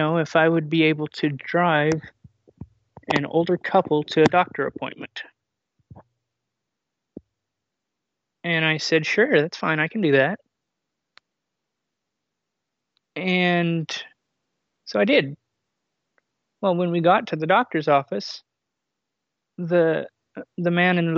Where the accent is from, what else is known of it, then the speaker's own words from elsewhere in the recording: California, United States; I'm from California